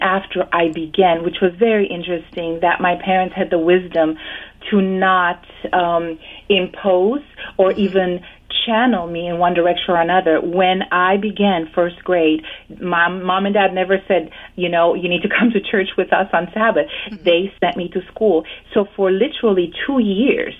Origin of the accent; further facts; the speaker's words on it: Romania; moved away; I was born and raised actually in Romania